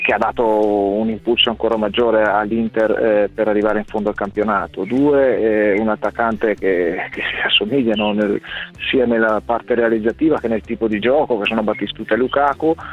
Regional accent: Verona, Veneto, Italy; io sono di Verona

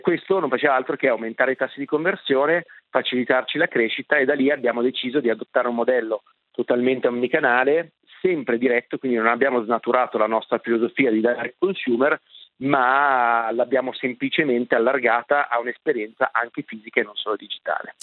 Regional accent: Milan, Lombardy, Italy; Enrico ed io siamo milanesi, nati e cresciuti a Milano

